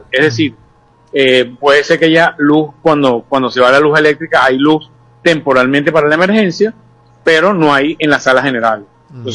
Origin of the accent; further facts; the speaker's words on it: Venezuela; creo que tenemos derecho como venezolanos de tener mucho mejor tipo de servicios